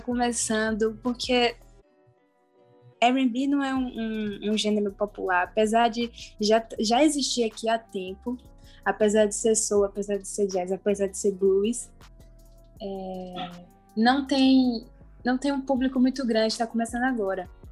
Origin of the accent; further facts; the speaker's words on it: Salvador, Bahia, Brazil; sou soteropolitana, nasci e criada